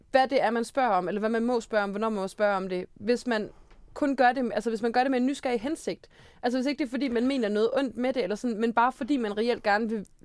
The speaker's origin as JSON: {"language": "Danish", "town": "Aarhus", "region": "Central Denmark Region", "country": "Denmark", "tie": "born or raised there", "said": "Jamen, jeg er født og vokset i Aarhus."}